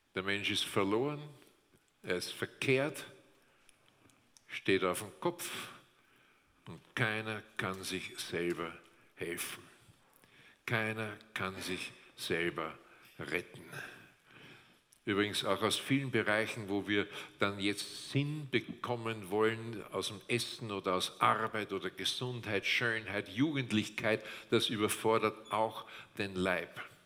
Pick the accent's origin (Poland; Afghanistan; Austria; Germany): Austria; bei uns in Österreich